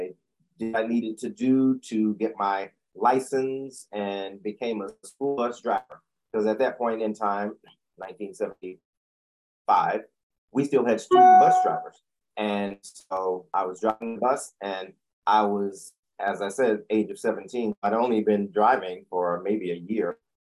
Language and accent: English; Chapel Hill, North Carolina, United States; moved away as an adult; also born or lived in Washington, D.C. / New York; I'm originally from Chapel Hill, North Carolina. Born and raised